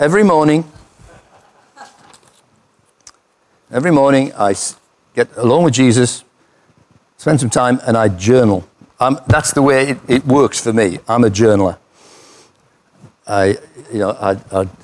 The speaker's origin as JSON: {"language": "English", "country": "United Kingdom", "said": "I'm British"}